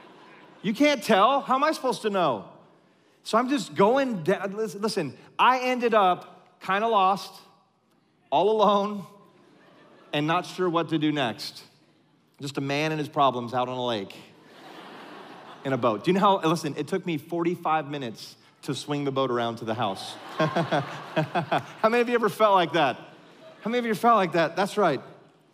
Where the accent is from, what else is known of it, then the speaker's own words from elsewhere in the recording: California, United States; moved away; I grew up in California